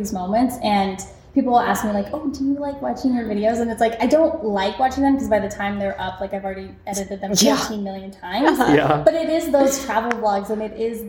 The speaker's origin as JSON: {"language": "English", "country": "United States", "said": "I'm American"}